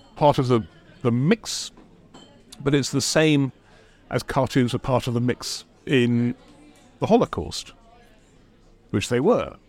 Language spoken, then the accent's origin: English; London, United Kingdom; I'm a Londoner born and bred.